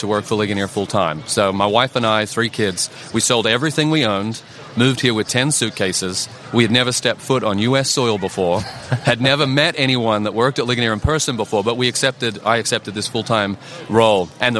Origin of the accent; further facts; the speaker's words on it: Australia; I am from Australia.